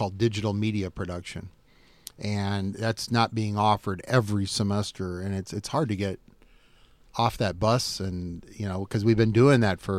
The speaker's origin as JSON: {"language": "English", "town": "Davenport", "region": "Iowa", "country": "United States", "tie": "born or raised there", "said": "I grew up in Davenport. I saw Davenport. I'm 54 years old. I saw Davenport when it was a different city, much different today than it is today."}